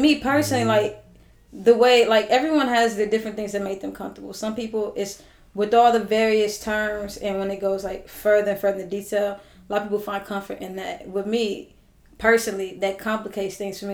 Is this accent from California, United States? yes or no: yes; Los Angeles, California, United States; I grew up in South